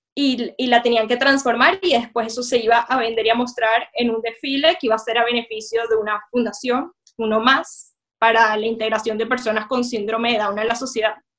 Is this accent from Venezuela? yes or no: yes; Venezuela; now in London, United Kingdom; yo soy una mujer venezolana, judía